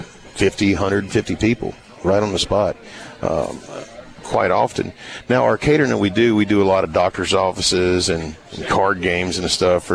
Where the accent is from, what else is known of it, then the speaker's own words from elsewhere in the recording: Virginia, United States; moved away; I'm from Virginia